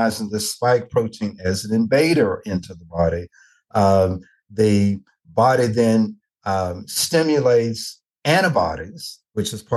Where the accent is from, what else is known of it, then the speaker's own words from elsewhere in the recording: Nashville, Tennessee, United States; I'm originally from Nashville, Tennessee